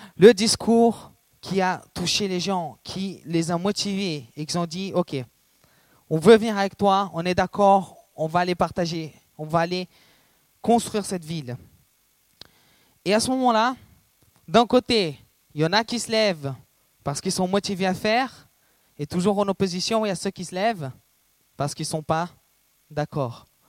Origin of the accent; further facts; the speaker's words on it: Brazil; moved away; je suis brésilien